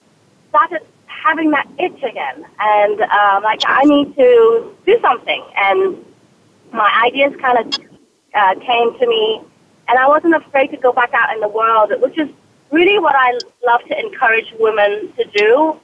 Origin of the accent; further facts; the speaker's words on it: Hong Kong; born there; accent: British; I was born in Hong Kong. I am fully Chinese, although if you looked at pictures of me, you will not believe that most people think I'm mixed. I also have a British accent, which throws people off.